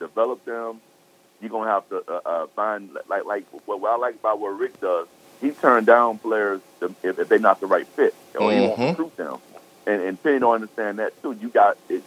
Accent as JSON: {"language": "English", "town": "Memphis", "region": "Tennessee", "country": "United States", "said": "I'm from Memphis"}